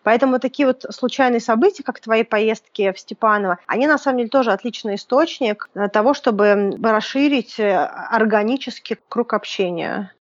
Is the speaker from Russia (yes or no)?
yes; Moscow, Russia; как и я, из Москвы